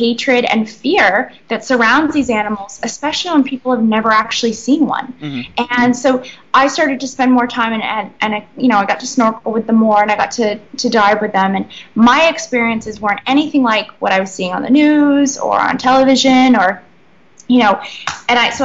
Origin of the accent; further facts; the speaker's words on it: Sebec, Maine, United States; moved away as an adult; now in Bahamas; I'm originally from Sebec, Maine, which is a really small town, about 400 people, and I grew up there and then moved to a more southern part of Maine when I was about 11, but yeah, originally from Maine.